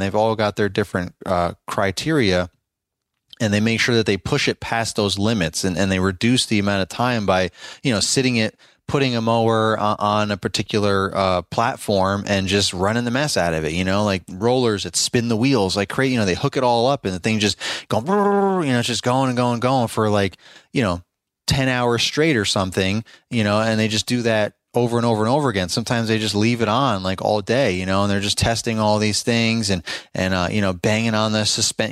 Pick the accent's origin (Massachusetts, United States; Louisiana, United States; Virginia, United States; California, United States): Virginia, United States; Richmond; my hometown over in richmond virginia area